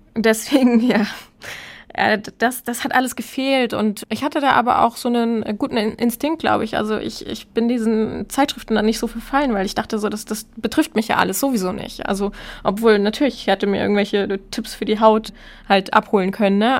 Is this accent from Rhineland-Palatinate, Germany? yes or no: no; Hamburg, Germany; meine Heimatstadt Hamburg